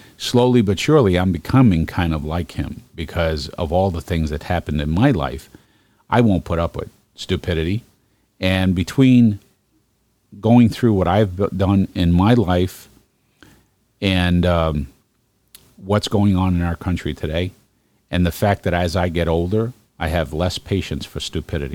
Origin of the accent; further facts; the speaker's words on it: New York City, New York, United States; also born or lived in Northern Virginia / Washington D.C.; now in Geneva, New York, United States; I'm originally from Brooklyn